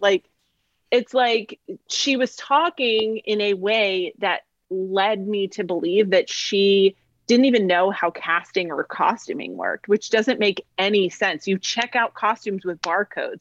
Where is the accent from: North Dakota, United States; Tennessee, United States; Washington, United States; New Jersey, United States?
New Jersey, United States; Monmouth County; now in Orlando, United States